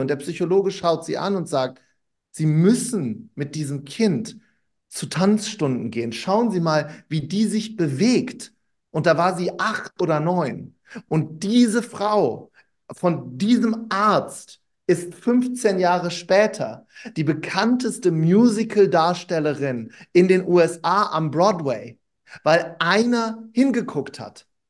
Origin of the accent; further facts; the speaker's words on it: Wuppertal, North Rhine-Westphalia, Germany; ich bin in Wuppertal groß geworden